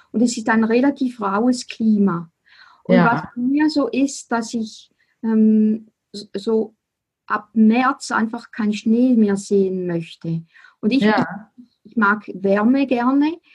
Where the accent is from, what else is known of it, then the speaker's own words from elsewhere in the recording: Switzerland; accent: Swiss German; first language Swiss German; German is a second language; für mich ist Deutschland, also Deutsch, auch eine Fremdsprache, weil meine Muttersprache ist Schweizerdeutsch.